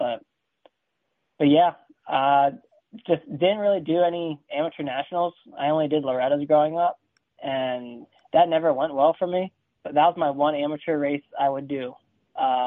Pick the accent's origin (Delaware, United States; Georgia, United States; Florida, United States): Delaware, United States; I grew up in Delaware. That's where I'm from.